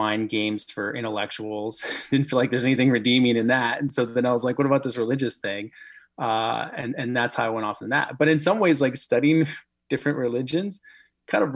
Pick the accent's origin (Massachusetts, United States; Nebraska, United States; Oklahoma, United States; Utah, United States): Nebraska, United States; Omaha; I grew up here in Omaha